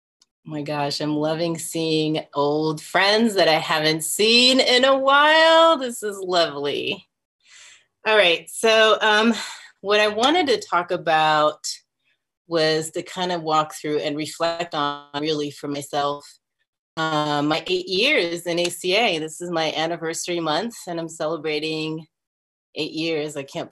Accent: France; moved away; also born or lived in Texas; I grew up in different places. I grew up in France, in two different parts of France. And then with my family, we moved to Texas. So I lived there for a really long time.

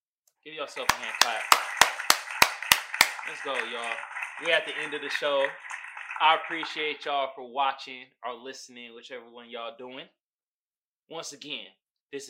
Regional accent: Bay Area, California, United States; I'm from the Bay Area

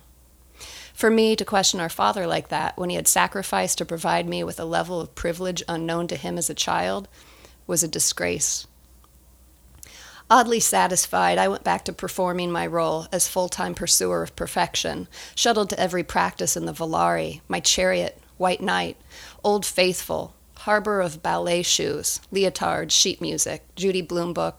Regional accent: Indiana, United States; growing up in Indiana

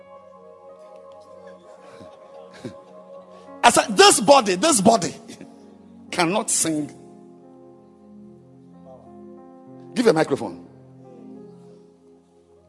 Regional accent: Ghana; I'm a Ghanaian

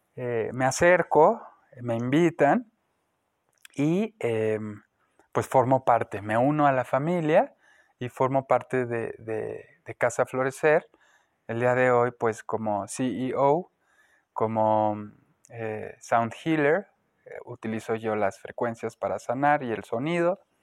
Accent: Guanajuato, Mexico; moved away as an adult; nací en Guanajuato, Estuve ahí los primeros 18 años de mi vida

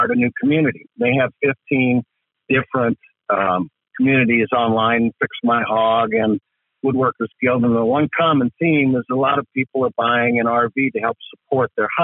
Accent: Midwest, United States; I grew up in the Midwest

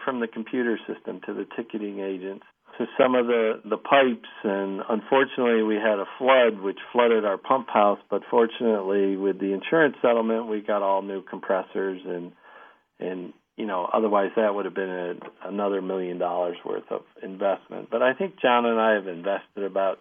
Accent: Elmira, New York, United States; I'm from Elmira. I'm an hour away

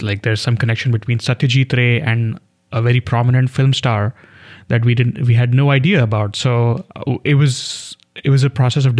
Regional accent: India; I grew up in India

